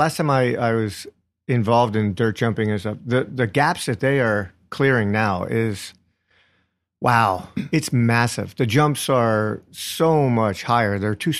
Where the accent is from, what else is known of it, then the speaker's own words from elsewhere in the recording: Pottsville, Pennsylvania, United States; now in New York, United States; Just outside of a little town called Pottsville, home of Yuengling Brewery.